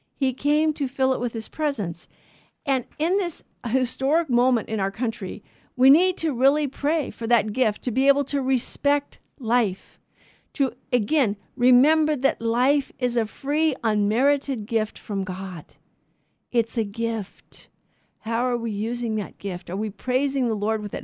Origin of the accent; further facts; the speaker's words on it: United States; we're American citizens